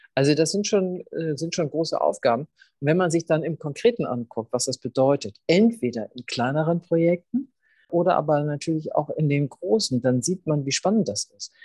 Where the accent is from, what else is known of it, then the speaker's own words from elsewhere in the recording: Schleswig-Holstein, Germany; moved away as an adult; now in Hamburg, Germany; Ich bin ja in Schleswig-Holstein aufgewachsen